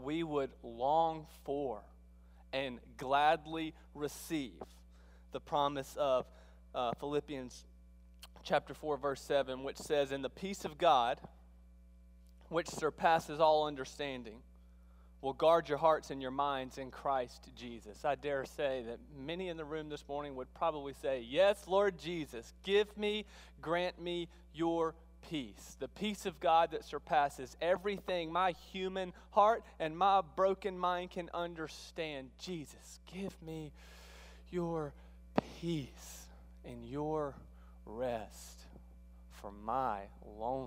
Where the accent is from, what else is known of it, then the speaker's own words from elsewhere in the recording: South Mississippi, United States; moved away as an adult; also born or lived in Texas; now in Alabama, United States; I sound funny this morning because I grew up in South Mississippi.